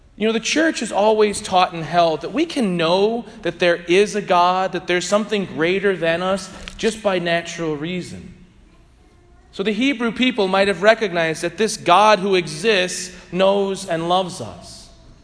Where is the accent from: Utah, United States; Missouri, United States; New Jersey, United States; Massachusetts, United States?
Missouri, United States; St. Louis; I grew up in St. Louis near Benedictine Abbey when my grandparents were parishioners.